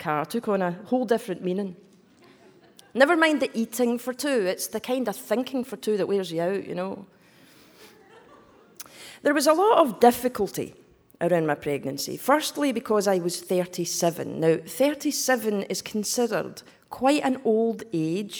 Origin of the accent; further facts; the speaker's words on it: Scotland, United Kingdom; accent: Scottish; So this accent is Scottish